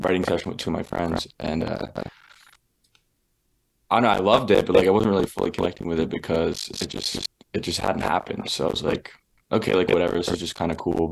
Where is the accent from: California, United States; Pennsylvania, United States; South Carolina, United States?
Pennsylvania, United States; Philadelphia; I grew up there in Philly